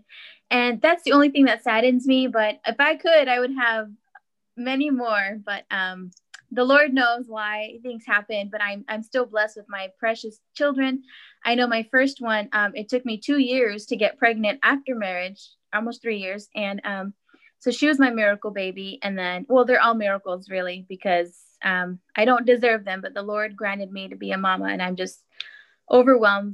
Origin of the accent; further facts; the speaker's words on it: California, United States; I'm from California